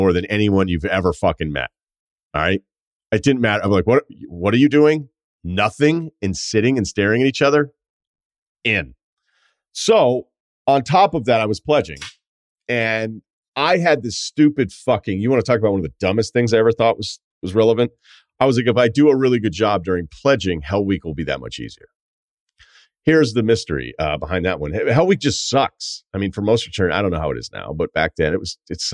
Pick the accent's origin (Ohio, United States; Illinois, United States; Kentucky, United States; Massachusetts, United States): Massachusetts, United States; Martha's Vineyard; moved away as an adult; also born or lived in Burlington, Vermont; growing up on Martha's Vineyard